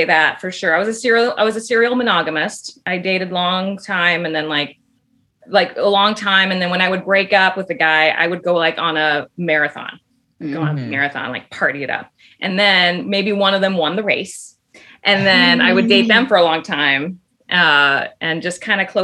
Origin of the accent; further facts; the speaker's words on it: South Texas, United States; moved away; I grew up in South Texas with a very heavy populated Mexican community culture, but Tex-Mexican